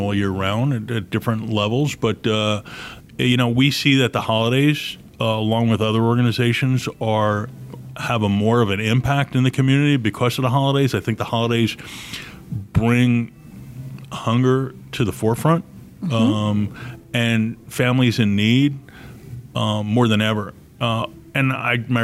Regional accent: New York, United States; moved away; growing up in New York, we were living in a two-story home

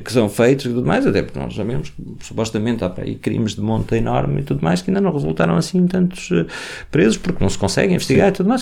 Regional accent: Portugal; enquanto portugueses

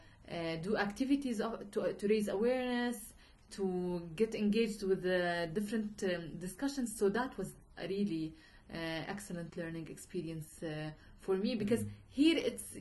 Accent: Irbid, Irbid Governorate, Jordan; also born or lived in United States; Mm-hmm. I was born and raised in Irbid, in the north of Jordan.

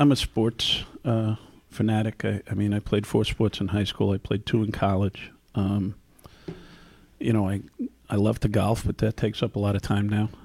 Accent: New York City, New York, United States; moved away as an adult; also born or lived in Newark; now in Chicago, United States; born and raised in the Bronx

